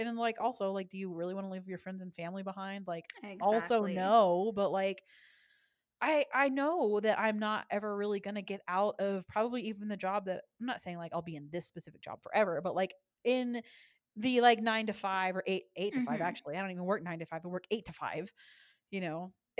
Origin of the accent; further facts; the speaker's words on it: Texas, United States; I'm from Texas